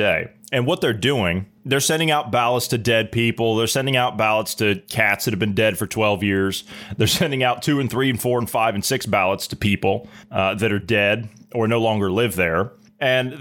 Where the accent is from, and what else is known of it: United States